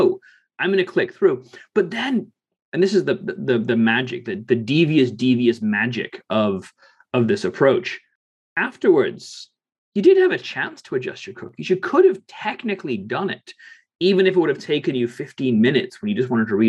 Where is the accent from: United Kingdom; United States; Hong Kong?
United Kingdom; England; I grew up in England